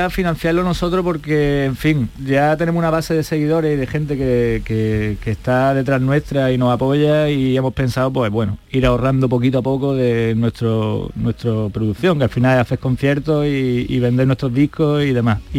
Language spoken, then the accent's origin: Spanish; Jaén, Andalusia, Spain; Yo soy de Jaén